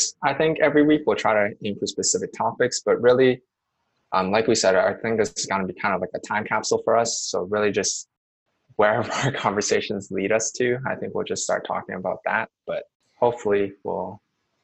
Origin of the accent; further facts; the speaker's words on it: Vancouver, British Columbia, Canada; we're both from Vancouver